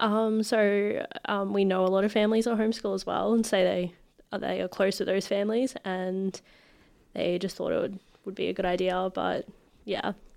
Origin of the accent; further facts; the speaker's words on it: Ipswich, Queensland, Australia; also born or lived in Brisbane; we moved to Ipswich when I was about two, and I've just been here for the rest of my life